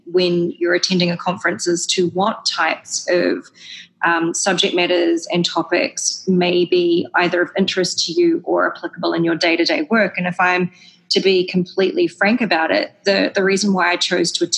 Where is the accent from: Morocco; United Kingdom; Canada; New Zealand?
New Zealand; moved away; if I'm working again in New Zealand in the future, which I, of course, hope to do, it's my home country